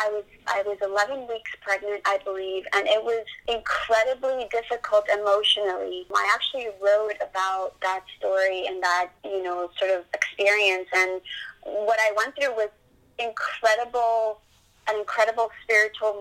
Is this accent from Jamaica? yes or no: no; Colombia; now in Boca Raton, United States; I'm from Colombia